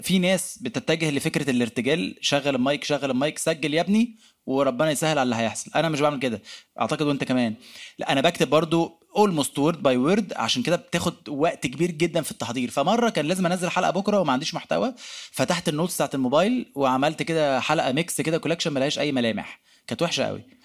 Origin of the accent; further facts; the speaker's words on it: Egypt; احنا كمصريين